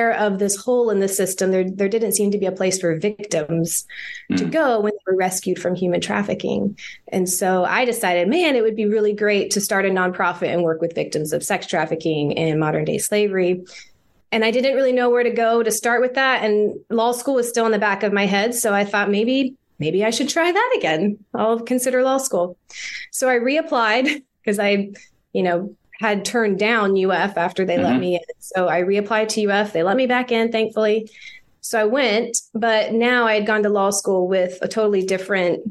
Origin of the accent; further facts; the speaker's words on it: Jacksonville, Florida, United States; also born or lived in Gainesville, Florida; I'm originally from Jacksonville, Florida. So Florida native